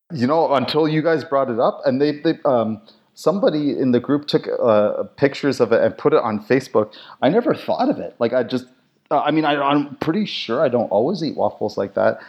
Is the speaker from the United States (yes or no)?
no; Canada; I was raised, uh, German, European, and of course being French, uh, being French, being Canadian, we have a lot of French stuff here.